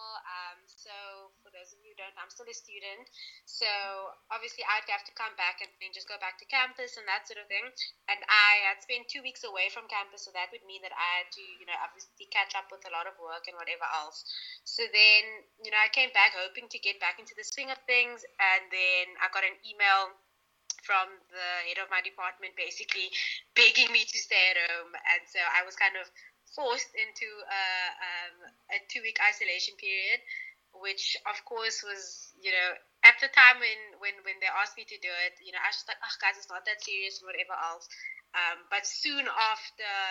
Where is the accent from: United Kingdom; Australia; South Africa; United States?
South Africa; as a South African